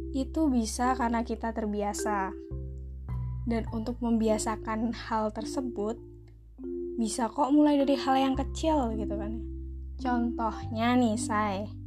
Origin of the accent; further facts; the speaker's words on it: Java, Indonesia; accent: medok (Javanese-accented); medok nih kan aku kan medok